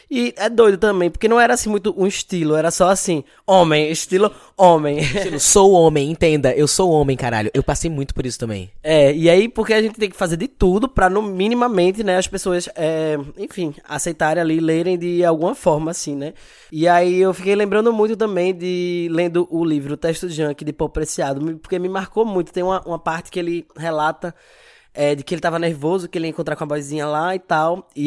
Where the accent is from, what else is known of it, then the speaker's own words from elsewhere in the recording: Recife, Pernambuco, Brazil; eu moro aqui em Recife, sou aqui de Recife. Tenho 30 anos